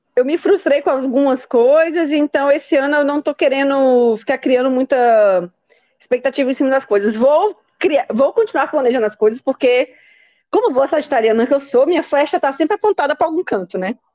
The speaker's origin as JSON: {"language": "Portuguese", "country": "Brazil", "said": "como a gente é brasileira"}